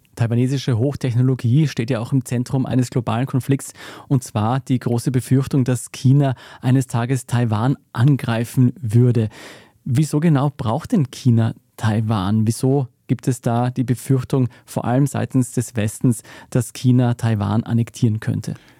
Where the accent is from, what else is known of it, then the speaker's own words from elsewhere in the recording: Austria; bei uns in Österreich